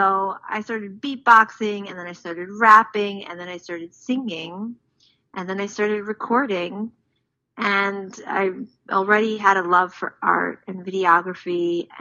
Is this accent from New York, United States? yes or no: yes; New York City, New York, United States; now in Israel; I grew up in Far Rockaway, New York